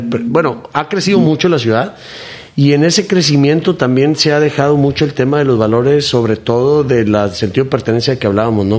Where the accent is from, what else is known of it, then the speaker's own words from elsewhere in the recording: Mexico; como mexicano